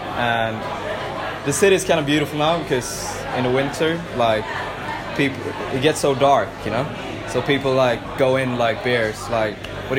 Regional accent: Gothenburg, Västra Götaland, Sweden; moved away as an adult; To Sweden, to my hometown, Gothenburg.

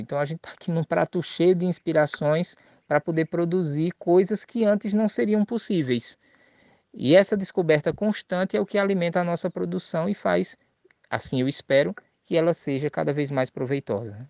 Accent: Maceió, Alagoas, Brazil; eu sou de Maceió, sou de Alagoas

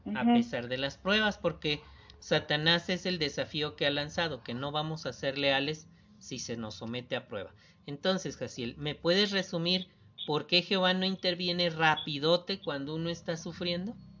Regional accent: Isla, Veracruz, Mexico; Tenía como 5 años de ser publicador. Allá en Isla Veracruz

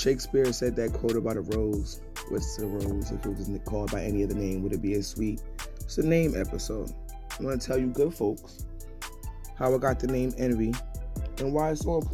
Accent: New York City, New York, United States; I grew up in Flatbush

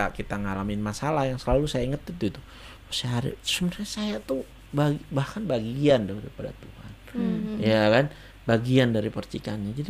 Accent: Surabaya, East Java, Indonesia; now in Bali, Indonesia; Uh, bukan besarnya, kecilnya di Surabaya. Tumbuh

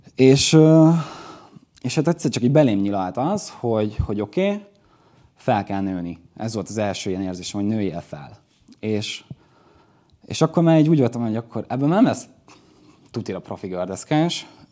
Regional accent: Dunaújváros, Fejér, Hungary; Ugye akkor már hazaköltöztünk, vagyis Magyarországra költöztünk, ez a, ez a kép a Dunajvárosi Piros óvodába készült.

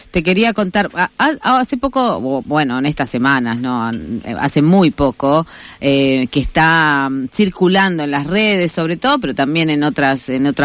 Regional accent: Argentina; Si, este, si en realidad los argentinos somos argentinos, no decimos afroitaliano, no decimos.

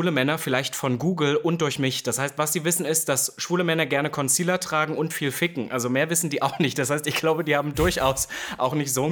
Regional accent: East Germany, Germany; jetzt kommt wieder das Typische, ich komme aus dem Osten.

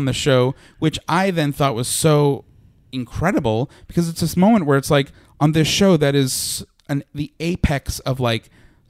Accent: New York, United States; I don't, I mean, you grew up in New Jersey and I'm from Long

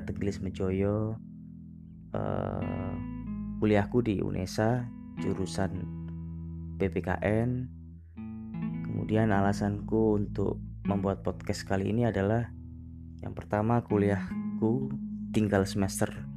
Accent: Surabaya, East Java, Indonesia; Aku asli Surabaya

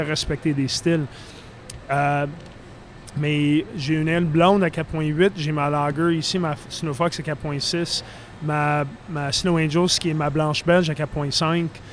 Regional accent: Philadelphia, Pennsylvania, United States; moved away; je viens de la Philadelphie

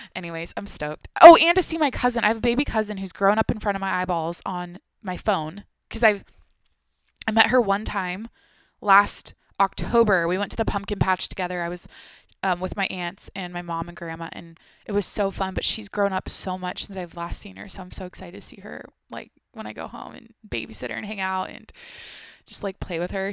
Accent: Washington, United States; moved away as an adult; now in San Diego, United States; I grew up in Washington, so it's the Pacific Northweth

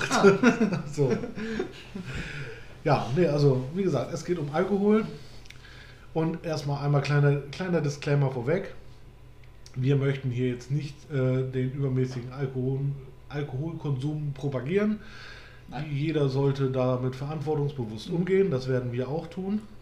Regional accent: Netherlands; German is a second language; Wir sind Niederländer.

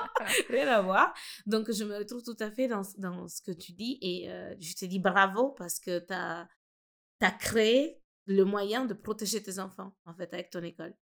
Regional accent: Italy; French is a second language; now in France; mes parents sont sénégalais, moi je suis né grandi en Italie

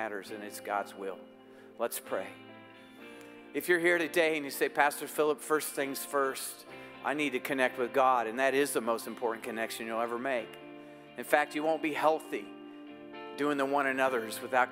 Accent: United States; I'm an American

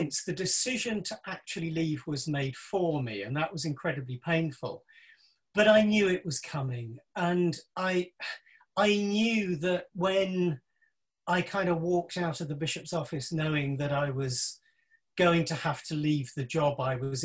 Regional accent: Isle of Wight, South East England, United Kingdom; I was born on the Isle of Wight

